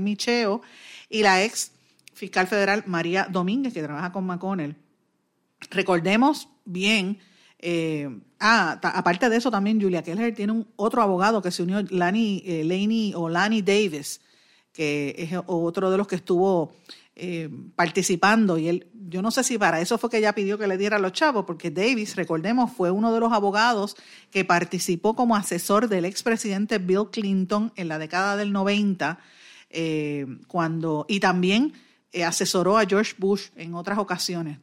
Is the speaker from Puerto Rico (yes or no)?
yes; Puerto Rico; somos los más puertorriqueños